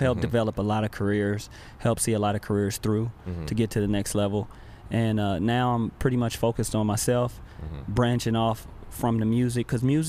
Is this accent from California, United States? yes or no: yes; Los Angeles, California, United States; like he said. I'm born and raised in Watts, California.